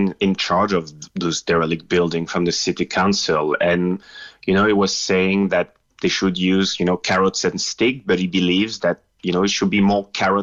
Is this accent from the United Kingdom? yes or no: no; Lille, Hauts-de-France, France; English is a second language; moved away as an adult; my hometown, which is Lille in north of France.